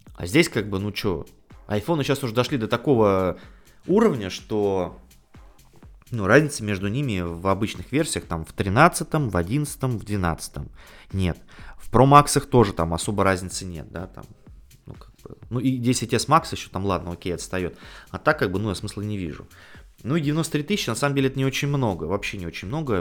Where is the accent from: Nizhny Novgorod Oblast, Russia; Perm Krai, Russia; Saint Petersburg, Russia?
Saint Petersburg, Russia; жители моего родного города Санкт-Петербурга